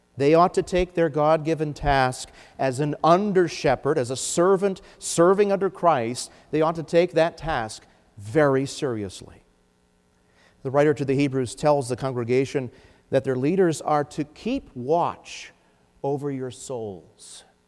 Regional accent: United States

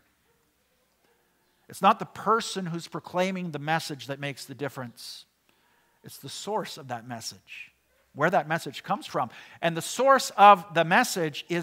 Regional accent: Canada; we, as Canadian Christians living in the 21st century

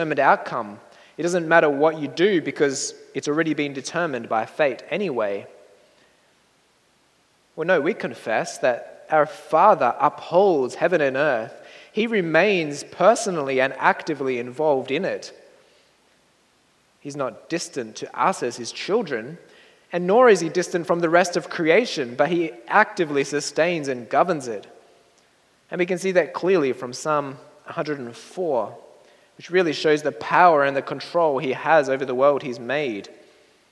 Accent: Australia; moved away; my hometown in Australia

